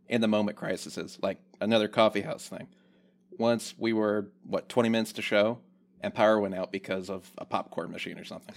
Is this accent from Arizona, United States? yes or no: no; Newport News, Virginia, United States; now in Lynchburg, United States; I grew up in Newport News